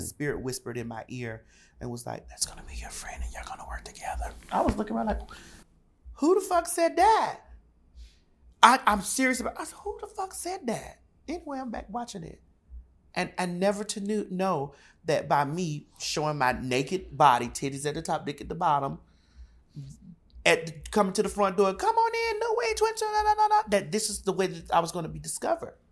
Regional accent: Miami, Florida, United States; I'm from Miami, Florida

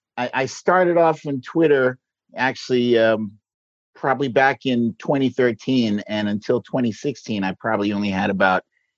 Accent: New York City, New York, United States; now in Brooklyn, United States; originally I'm from Washington Heights in Manhattan at the very northern tip of Manhattan, right before you hit the Bronx.

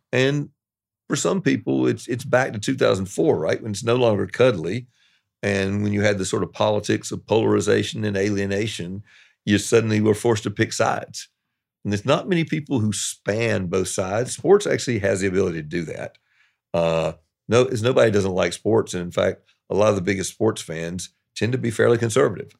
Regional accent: the South, United States; moved away; also born or lived in New York; I'm a Southerner

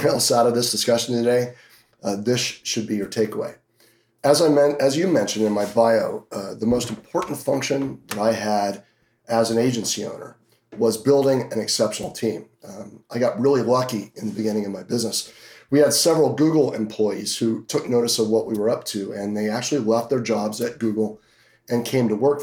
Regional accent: Hanover, New Hampshire, United States; also born or lived in Boston area, Massachusetts; now in Las Vegas, United States; I grew up in Hanover, New Hampshire, where Dartmouth College is at, and ended up moving down towards the Boston area for 10 years and then moved out here

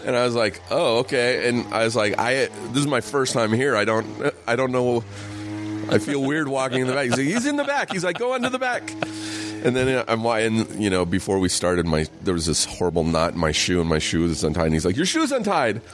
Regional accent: Riverside, California, United States; Riverside, just an hour east

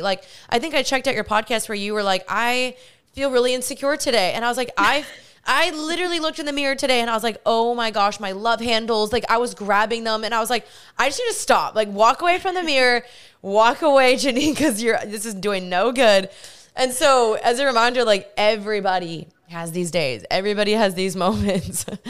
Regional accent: Texas, United States; also born or lived in California; even though we're both from Texas

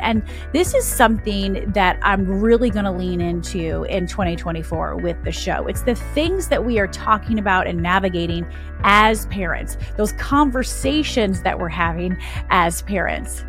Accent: Michigan, United States; now in Clemson, South Carolina, United States; I grew up in Michigan. and, uh, born and raised in the Midwest

